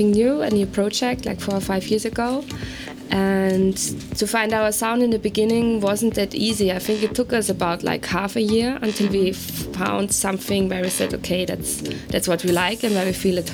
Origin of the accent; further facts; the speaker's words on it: Vienna, Austria; we are from Vienna. We found each other in Vienna